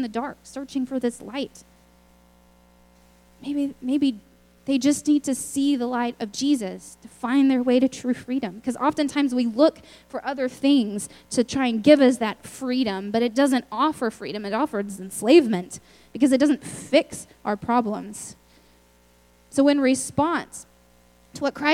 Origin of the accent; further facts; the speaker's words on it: Lubbock, Texas, United States; I'm from Lubbock, Texas, which is far away